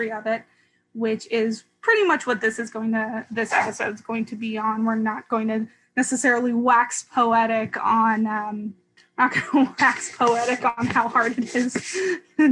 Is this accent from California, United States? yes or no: yes; California, United States; moved away as an adult; also born or lived in New England / Boston; having been born and raised in California and then living in New England for 4 years-ish